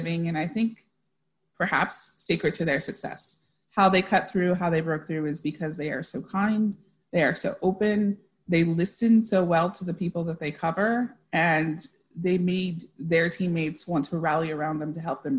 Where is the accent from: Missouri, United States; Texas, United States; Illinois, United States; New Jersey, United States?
Texas, United States; El Paso; I grew up in El Paso, Texas. My family is originally from Mexico